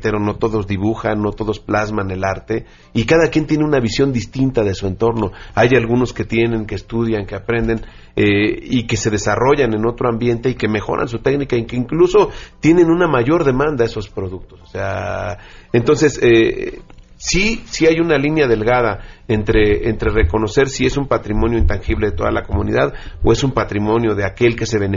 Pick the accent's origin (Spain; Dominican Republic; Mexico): Mexico; seamos o no seamos indígenas, seamos o no seamos de Oaxaca, somos mexicanos